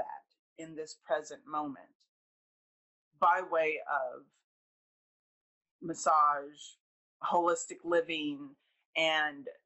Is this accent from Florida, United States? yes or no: yes; Southern Hillsborough County, Florida, United States; also born or lived in Columbus, Georgia / Louisiana; around the age of 8, we moved to Florida and settled in Southern Hillsborough County, and I've been here ever since.